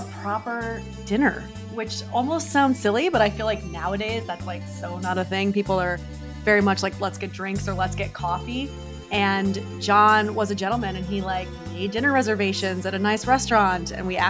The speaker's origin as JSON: {"language": "English", "town": "New York City", "region": "New York", "country": "United States", "said": "It could be I'm a New Yorker and like I make things happen when I say they're going to happen."}